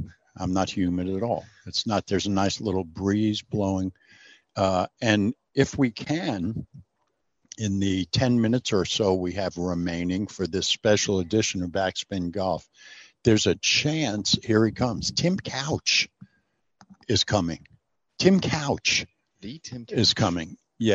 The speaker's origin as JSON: {"language": "English", "region": "New York", "country": "United States", "tie": "born or raised there", "moved": "yes", "said": "I grew up in New York."}